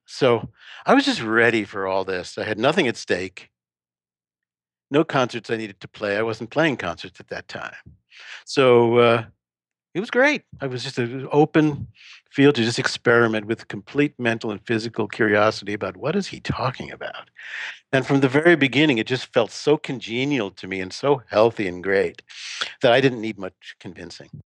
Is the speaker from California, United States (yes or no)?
no; New York, United States; now in Texas, United States; I'm from New York originally